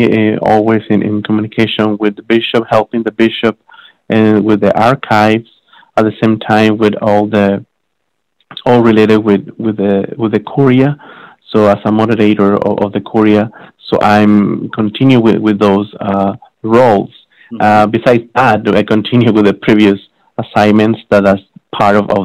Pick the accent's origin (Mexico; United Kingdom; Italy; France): Mexico; moved away as an adult; also born or lived in San Antonio, Texas, United States; now in Laredo, United States; I'm originally from Mexico, but I came here to the United States in 2009